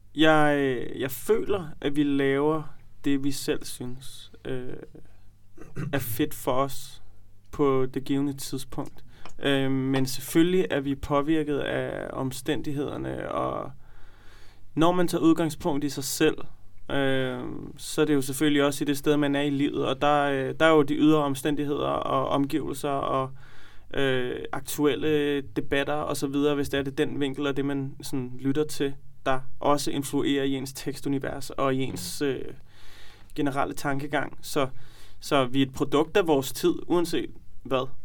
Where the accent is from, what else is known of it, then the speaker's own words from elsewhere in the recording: Copenhagen, Capital Region of Denmark, Denmark; vi er fra Nørrebro